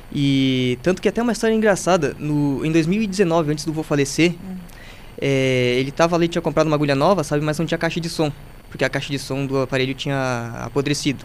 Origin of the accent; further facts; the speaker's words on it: Carazinho, Rio Grande do Sul, Brazil; nasci aqui em Carazinho